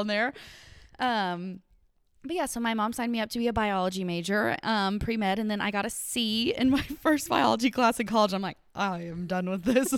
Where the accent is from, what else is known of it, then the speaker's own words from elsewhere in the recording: Paducah, Kentucky, United States; I am a Western Kentucky gal through and through, Paducah, Kentucky